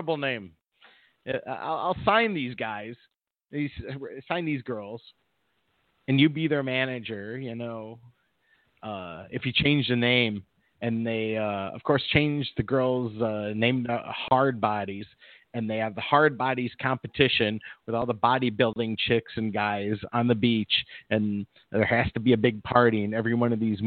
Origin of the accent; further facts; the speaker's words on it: Midwest, United States; now in Los Angeles area, United States; Growing up in the Midwest